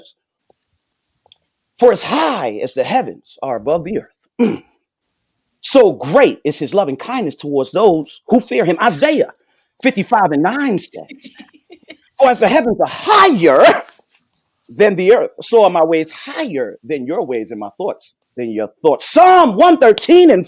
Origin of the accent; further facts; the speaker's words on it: New York, United States; I'm from New York.